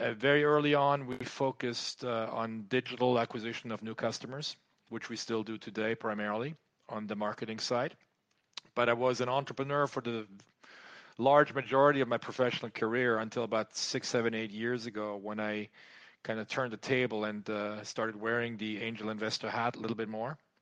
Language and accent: English; France; moved away as an adult; also born or lived in United States; I was growing up in France.